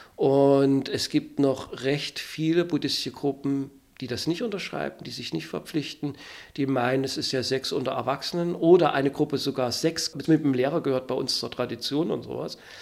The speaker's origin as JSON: {"language": "German", "country": "Germany", "also_born_or_lived": "Gotha", "lives_now": "Berlin, Germany", "said": "Ich komme aus der DDR"}